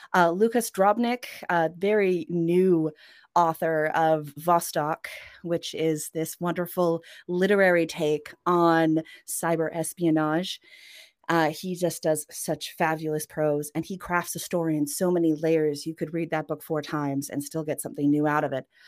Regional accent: Canada; first language Norwegian; also born or lived in Norway; I spent the majority of my life in Canada

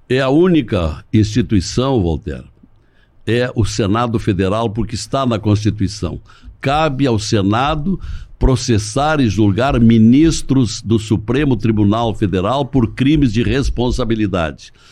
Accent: Montenegro, Rio Grande do Sul, Brazil; also born or lived in General Câmara; Eu nasci num distrito General Câmara, uhum. porque a minha família era daquela região. Mas eu, eu me criei em Montenegro

